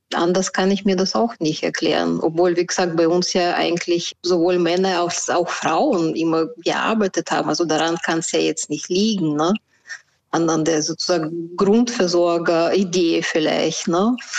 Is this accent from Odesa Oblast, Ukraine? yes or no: yes; Odesa, Odesa Oblast, Ukraine; moved away; komme ich ja auch aus Odessa, wie Olga